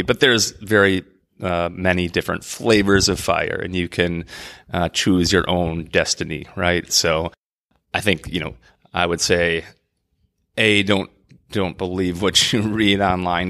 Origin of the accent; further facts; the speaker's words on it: Minnesota, United States; the Saint Croix River in lovely Minnesota, my home state.